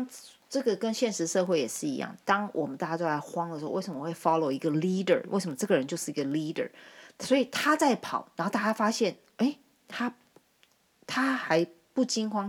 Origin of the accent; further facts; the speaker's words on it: China; 我们中国人功夫在你们眼里当然是很厉害的